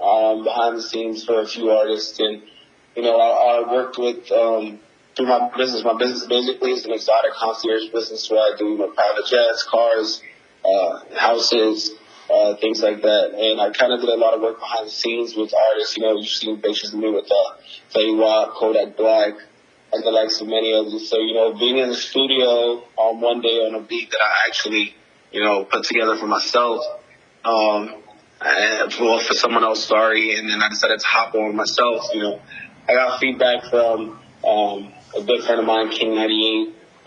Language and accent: English; Nigeria; also born or lived in New Jersey / London; So I was born in New Jersey, moved and lived between Nigeria and London.